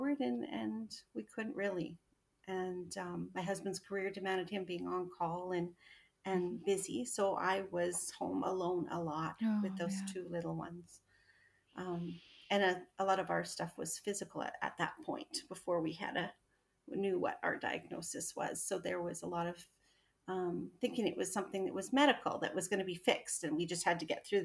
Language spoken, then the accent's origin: English; Alberta, Canada; moved away as an adult; now in Edmonton, Canada; we only moved an hour away, but my entire family and my hometown were in that little town